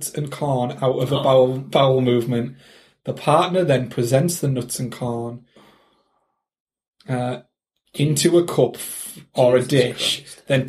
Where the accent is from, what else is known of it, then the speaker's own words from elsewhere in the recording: United Kingdom; accent: British; if you couldn't tell by our accents, that we're British